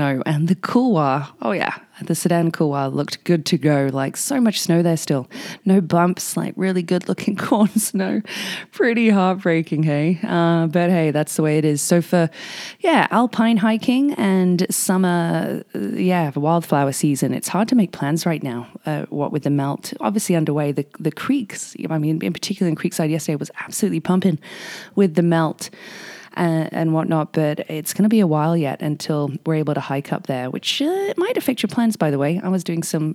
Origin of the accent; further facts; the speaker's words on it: England, United Kingdom; now in Whistler, Canada; I'm English